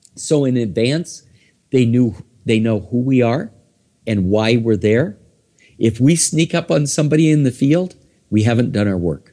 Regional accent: Iowa, United States; also born or lived in Minnesota; now in New York City, United States; originally, I am from Iowa.

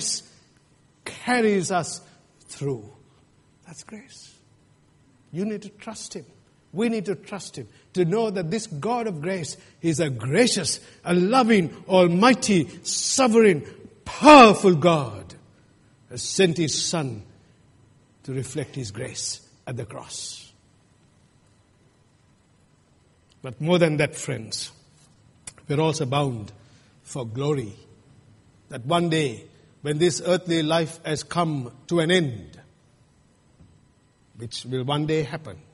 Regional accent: Sri Lanka; moved away; Where I come from Sri Lanka

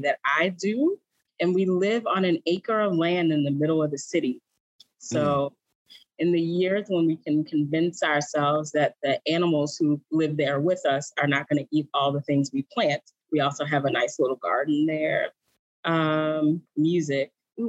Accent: New Orleans, Louisiana, United States; I'm from New Orleans

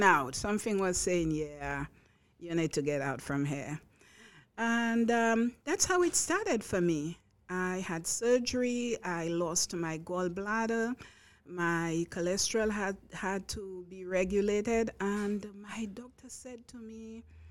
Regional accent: St. Lucia; now in Long Island, United States; I'm from St. Lucia. It's a Caribbean island. One would say it's a small Caribbean island. I say it's as big as our heart

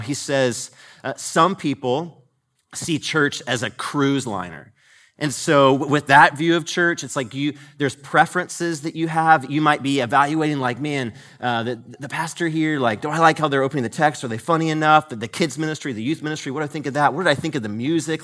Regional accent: Marietta, Georgia, United States; I grew up in the Marietta, Georgia area, went to a, a college there called Kennesaw State University.

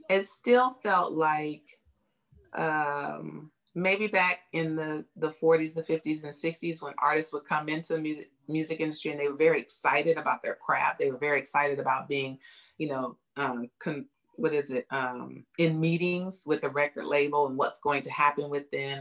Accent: Bay Area, California, United States; moved away as an adult; now in Houston, United States; And then we moved to the Bay Area and I was raised there

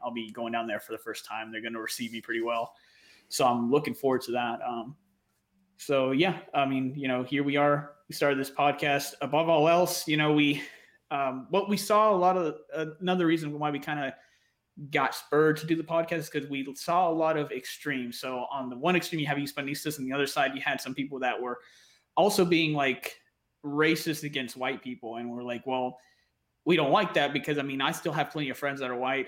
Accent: northern Alabama, United States; also born or lived in Coahuila, Mexico; I grew up uh, illegally, obviously, in Alabama, up in the northern region, northern Alabama, right? Until I was 15

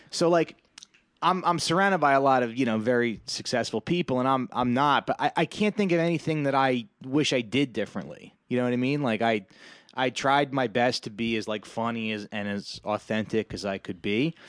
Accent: New Jersey, United States; I'm Italian. I'm from Jersey

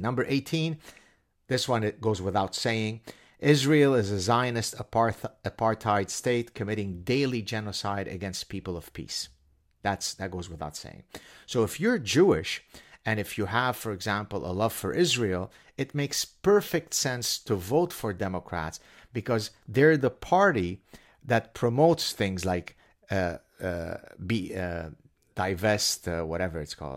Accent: Canada; I'm Canadian.

